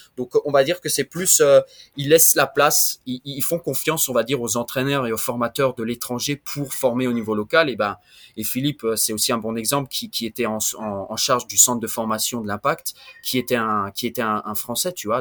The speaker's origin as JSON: {"language": "French", "country": "France", "also_born_or_lived": "Montreal, Canada", "accent": "French", "moved": "yes", "lives_now": "Venezuela", "said": "comme vous pouvez euh, l'entendre avec mon accent, je suis français."}